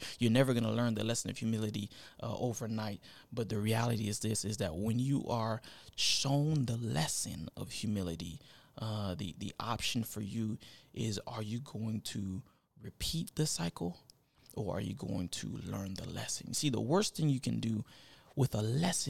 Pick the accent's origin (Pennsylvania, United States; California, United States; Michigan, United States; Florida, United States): Florida, United States; now in Tennessee, United States; I started summer because I'm from Florida. I'm a Florida boy at heart. So it's summer all year round. But when I moved to Tennessee, I started to see all these other seasons.